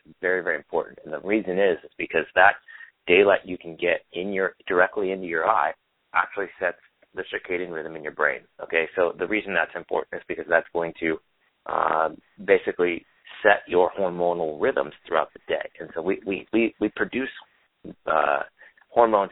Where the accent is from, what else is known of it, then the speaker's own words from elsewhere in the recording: Olympia, Washington, United States; now in Santa Monica, United States; I was born in Olympia, Washington